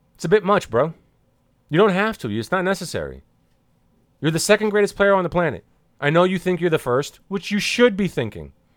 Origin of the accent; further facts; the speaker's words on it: New Jersey, United States; I'm from New Jersey